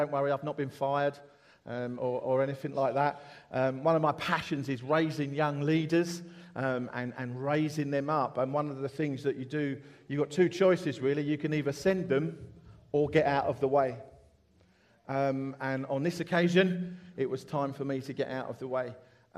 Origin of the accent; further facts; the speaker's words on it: Essex, East of England, United Kingdom; also born or lived in London; now in Horsham, United Kingdom; I was brought up in Essex